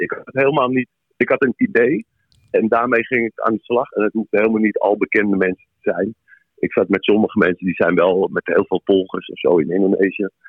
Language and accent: Dutch; Amsterdam, North Holland, Netherlands; ik ben in Amsterdam geboren, getogen